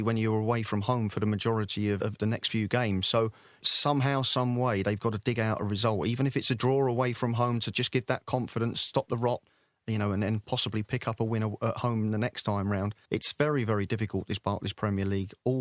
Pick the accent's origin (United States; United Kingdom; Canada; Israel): United Kingdom; London; I was brought up in Wimbledon.